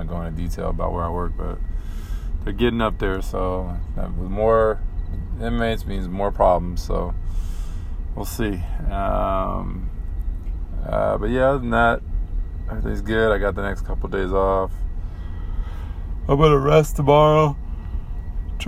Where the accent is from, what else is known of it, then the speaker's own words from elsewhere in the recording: San Diego, California, United States; we're from San Diego, California